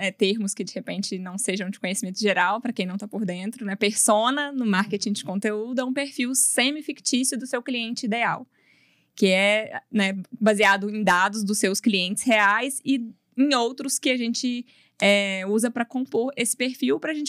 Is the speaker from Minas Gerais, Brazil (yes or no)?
yes; Patos de Minas, Minas Gerais, Brazil; accent: mineira; Eu sou de Patos, mas bem viçosa. E, é, só que agora que eu já morei em BH, morei em um monte de lugar, eu acho que deu uma suavizada.